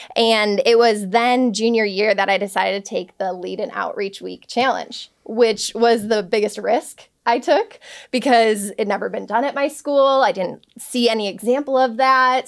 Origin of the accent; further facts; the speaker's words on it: Palatine, Illinois, United States; my hometown, Palatine, Illinois